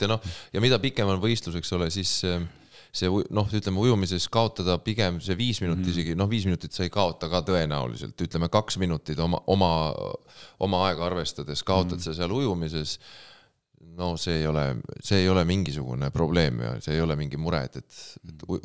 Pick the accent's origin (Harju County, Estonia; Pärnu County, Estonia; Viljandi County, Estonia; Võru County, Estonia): Pärnu County, Estonia; Pärnu; ma olen pärnakas